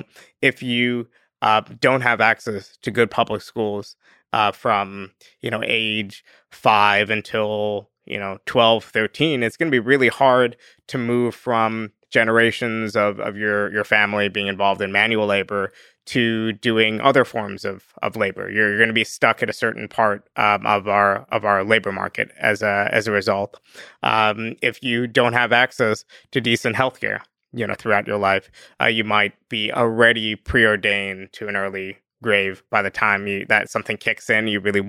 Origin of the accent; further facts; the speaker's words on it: Northeast, United States; and I'm from the Northeast, so I give like excessively Northeast examples.